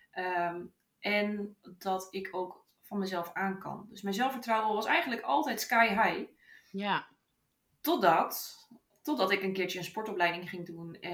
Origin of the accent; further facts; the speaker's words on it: Utrecht, Netherlands; Ik ben 32 jaar oud en ik kom uit Utrecht.